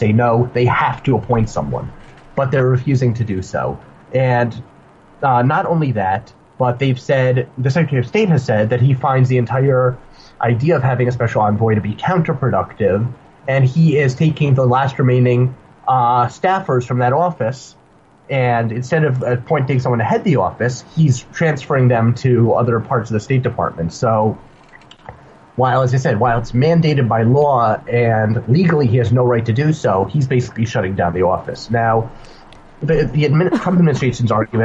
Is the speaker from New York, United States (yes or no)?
yes; New York, United States; now in Beit Shemesh, Israel; I'm from New York